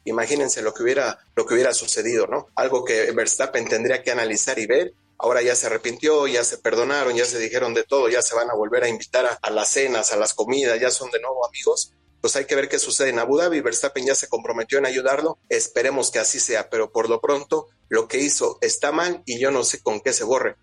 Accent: Mexico; como mexicano

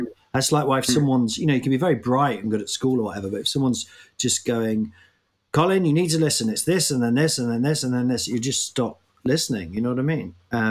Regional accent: Nottingham, East Midlands, United Kingdom; That voice I just did there is the people I grew up with in Nottingham

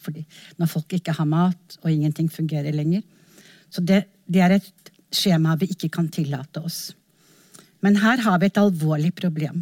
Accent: Norway

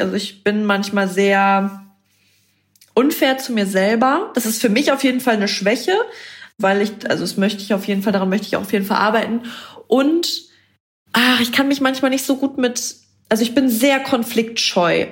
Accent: Bremen, Germany; ich komme aus Bremen

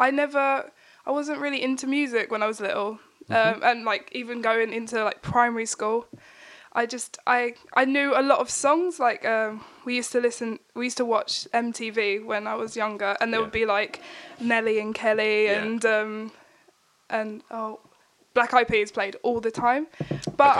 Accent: Basildon, East of England, United Kingdom; also born or lived in Stanford-le-Hope / Corringham; I was born in Basildon

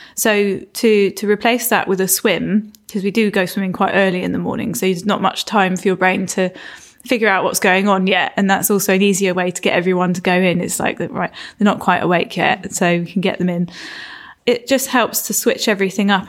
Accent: Isle of Wight, South East England, United Kingdom; also born or lived in Florida / London; now in Cornwall, United Kingdom; I was born on the Isle of Wight and grew up there

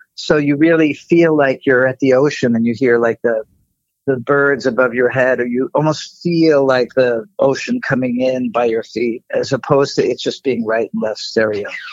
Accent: East Coast, United States; I'm I'm from the East Coast

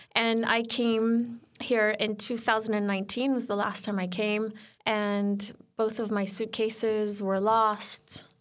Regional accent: Sweden; moved away; also born or lived in California; I grew up in Sweden

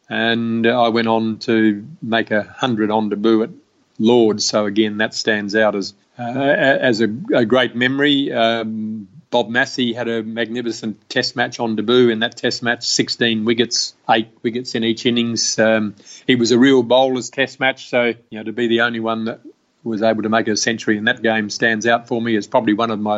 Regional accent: Australia; But just to walk out as an Australian player against England in England was probably the pinnacle of test cricket

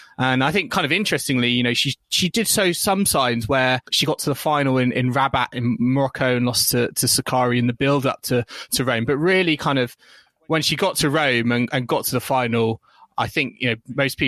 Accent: United Kingdom; I was starting to wonder as a British fan, hang on, you know, is she a French Open, you know, title contender?

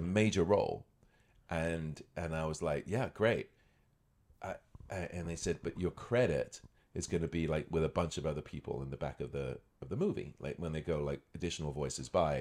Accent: United Kingdom; moved away as an adult; also born or lived in Scotland / Los Angeles, United States; now in Toronto, Canada; I was born in Scotland. Grew up near London.

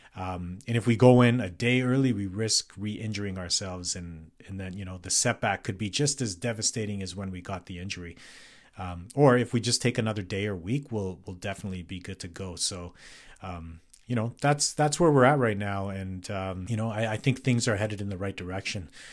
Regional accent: Calgary, Alberta, Canada; born or raised there; moved away as an adult; now in North Vancouver, Canada

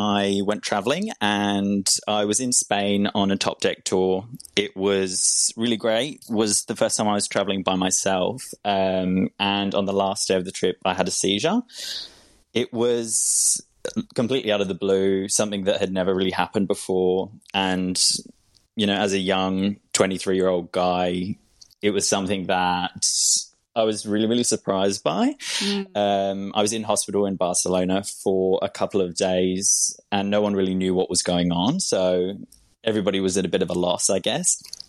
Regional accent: England, United Kingdom; I'm English, yeah. So it just depends who I speak to, though, because sometimes people think I sound really Aussie, and then other times fully English.

